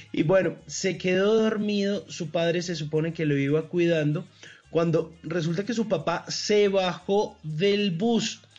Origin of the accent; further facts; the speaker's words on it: Colombia; nos sintamos en la tierrita, sentir esa barrequera y lo que somos los colombianos.